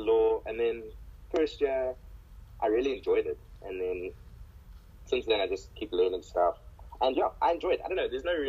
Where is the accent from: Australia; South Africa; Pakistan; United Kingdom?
South Africa; Gqeberha, Eastern Cape; I'm from Kebeha.